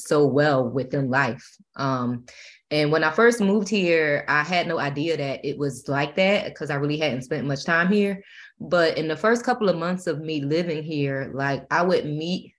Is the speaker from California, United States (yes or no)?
no; Philadelphia, Pennsylvania, United States; moved away as an adult; now in Atlanta, United States; I am originally from Philadelphia. I grew up with my mother, my father, and my stepfather